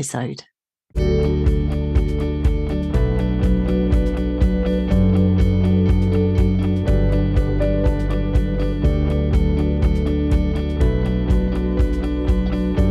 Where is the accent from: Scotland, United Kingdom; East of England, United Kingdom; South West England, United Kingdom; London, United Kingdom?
East of England, United Kingdom; Essex; I'm an Essex girl